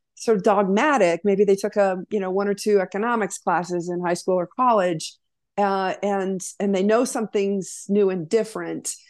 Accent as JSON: {"language": "English", "region": "Wyoming", "country": "United States", "tie": "born or raised there", "moved": "as an adult", "said": "Born and raised in Wyoming"}